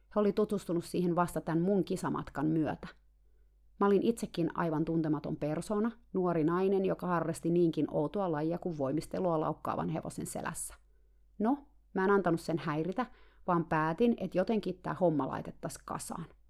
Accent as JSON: {"language": "Finnish", "country": "Finland", "said": "mä tulin eksoottisesta Suomesta"}